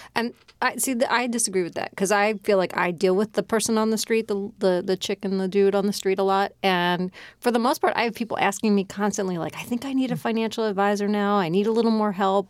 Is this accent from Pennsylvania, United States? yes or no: yes; Philadelphia, Pennsylvania, United States; I grew up in Philadelphia.